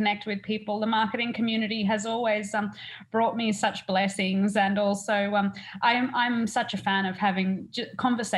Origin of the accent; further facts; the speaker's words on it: Burringbar, New South Wales, Australia; moved away as an adult; now in Vancouver, Canada; I'm an Australian. I come from just south of the Gold Coast, a little tiny town called Burringbar